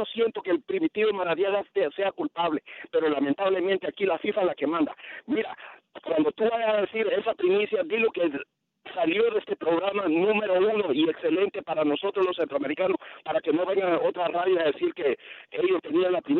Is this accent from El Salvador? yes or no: yes; El Salvador; now in Los Angeles, United States; yo soy del Salvador